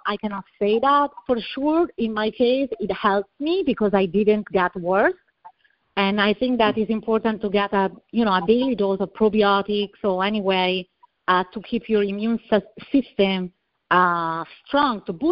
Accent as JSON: {"language": "English", "country": "Italy", "tie": "born or raised there", "also_born_or_lived": "Tampa / Miami", "accent": "Italian", "second_language": "English", "moved": "as an adult", "lives_now": "United States", "said": "I'm from Italy, as you can hear from my accent. I was born and raised in a little village in the middle of the vineyard"}